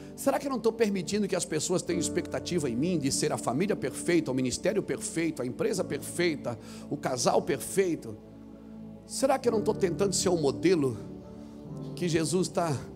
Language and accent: Portuguese; Santa Catarina, Brazil; eu sou lá de Santa Catarina, sou um pregador